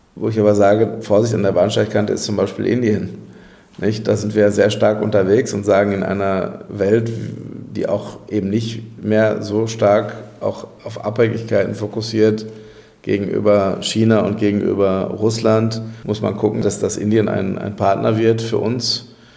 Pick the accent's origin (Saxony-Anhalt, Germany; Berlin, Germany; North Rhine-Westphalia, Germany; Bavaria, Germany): North Rhine-Westphalia, Germany; Castrop-Rauxel; meine Heimatstadt Castrop-Rauxel